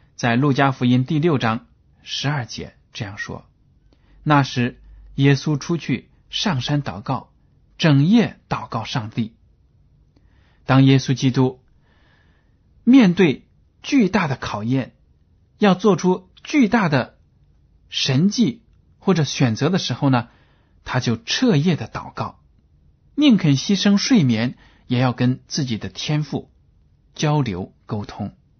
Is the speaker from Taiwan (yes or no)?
no; China; 我们中国人大多数呢，都习惯用筷子吃饭